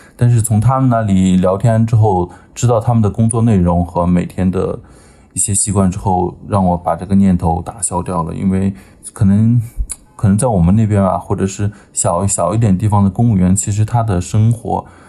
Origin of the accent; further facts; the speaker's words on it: Hanyin, Shaanxi, China; moved away as an adult; also born or lived in Hengyang, Hunan; 我家是县城的一个镇子上，然后我是差不多算是从小在我那个， 我在我家乡，我们那个县城长大吧。我家叫安康， 安康下面的汉一县